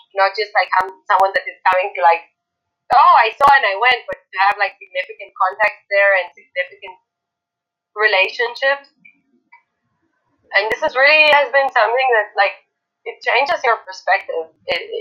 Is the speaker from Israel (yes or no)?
yes; Tel Aviv, Tel Aviv District, Israel; I come from Tel Aviv and from a very, very, very left-wing and liberal family